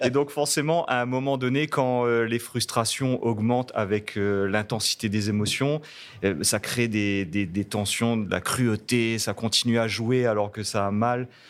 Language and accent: French; Réunion; first language Réunion Creole; French is a second language